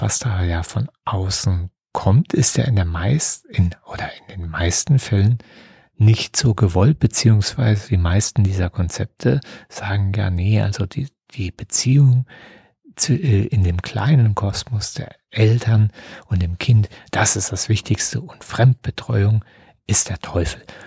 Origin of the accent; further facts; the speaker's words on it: Germany; bei uns in Deutschland